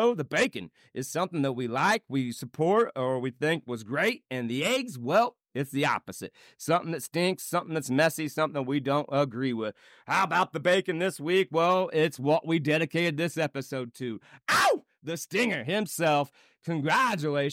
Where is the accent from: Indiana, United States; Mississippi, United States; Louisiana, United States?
Indiana, United States; now in Colorado, United States; my home state? It's Westfield, Indiana.